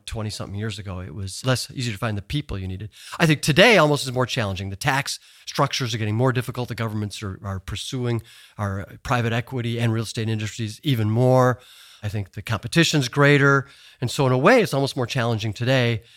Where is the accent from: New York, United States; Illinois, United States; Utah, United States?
Illinois, United States; Chicago; moved away as an adult; I was just a Chicago boy